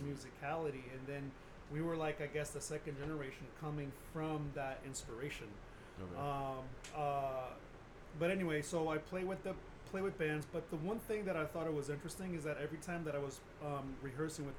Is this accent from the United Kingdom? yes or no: no; Brazil; moved away as an adult; also born or lived in Houston, United States; I was born in Houston, but I was raised in Brazil since I was 4 and kept going back and forth. But I ended up finishing high school in Brazil.